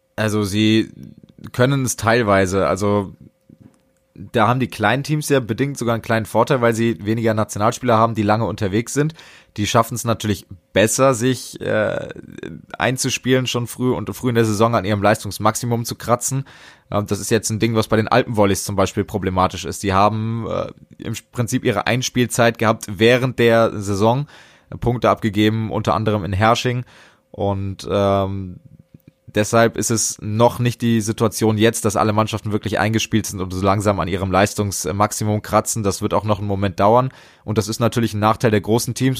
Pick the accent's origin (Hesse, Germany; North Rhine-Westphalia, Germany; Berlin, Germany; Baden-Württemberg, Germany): Hesse, Germany; als Hesse, ich bin ja gerade auch im Frankfurter und Wiesbadener Raum unterwegs